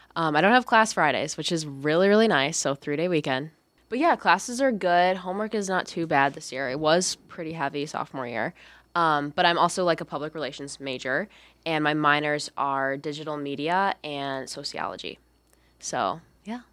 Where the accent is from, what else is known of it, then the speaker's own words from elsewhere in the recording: Lockport, Illinois, United States; I'm from Lockport, Illinois